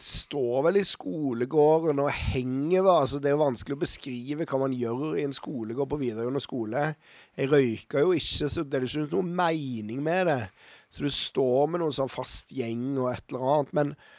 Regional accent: Stavanger, Rogaland, Norway; moved away as an adult; now in Oslo, Norway; Jeg er født i Oslo, faktisk, men vokste opp i Stavanger

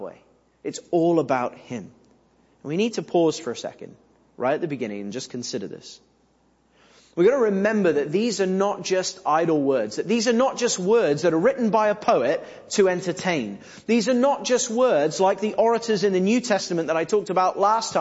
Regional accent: England, United Kingdom; we're English

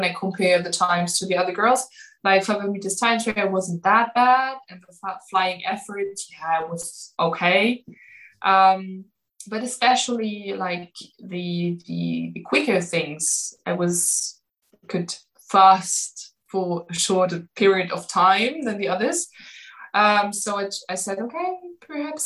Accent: Magdeburg, Saxony-Anhalt, Germany; English is a second language; moved away as an adult; now in Erfurt, Germany; I'm from Magdeburg. It's Sachsen-Anhalt.

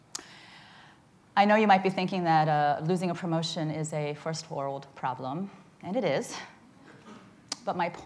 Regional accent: Midwest, United States; also born or lived in Charleston, South Carolina; now in San Francisco, United States; I grew up in the Midwest, which is very different than out here, in small towns

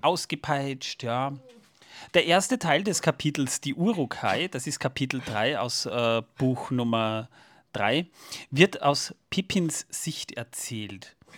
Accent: Austria; bei uns in Österreich

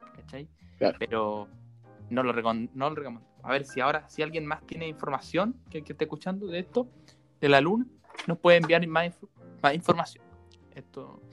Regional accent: Maipú, Santiago Metropolitan Region, Chile; nosotros somos de Maipú

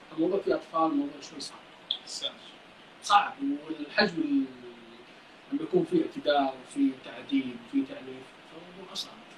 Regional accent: Saudi Arabia; عندنا في السعوديه هنا

